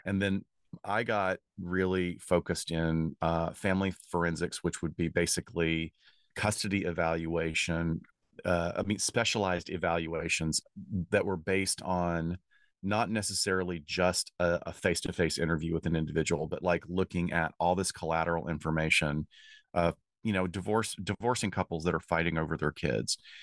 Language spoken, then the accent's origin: English; Alabama, United States; also born or lived in Chicago; now in Los Angeles, United States; I grew up in Alabama